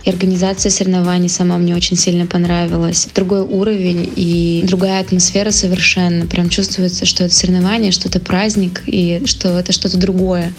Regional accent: Chelyabinsk, Chelyabinsk Oblast, Russia; Челябинск, мой родной город

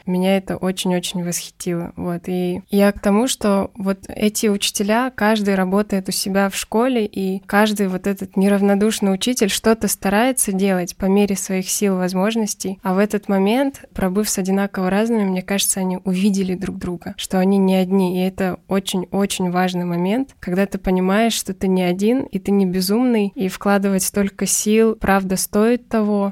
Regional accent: Kyrgyzstan; moved away; also born or lived in Belousovo; я родом из Кыргызстана

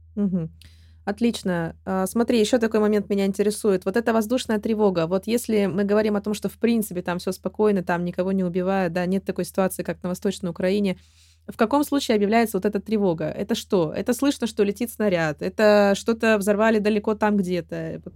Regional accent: Russia; я родилась и выросла в России

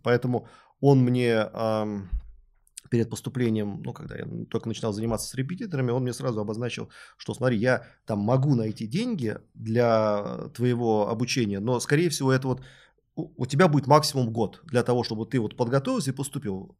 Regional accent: Moscow, Russia; Я родился в Люблино, у соседей у нас Капотни

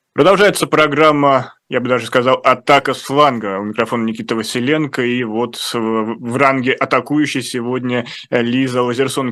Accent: Russia; я из России

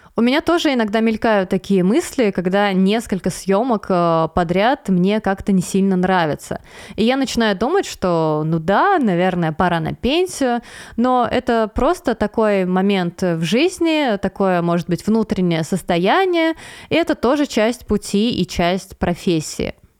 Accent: Veliky Novgorod, Novgorod Oblast, Russia; в своем небольшом городе, откуда я родом, э, из Великого Новгорода

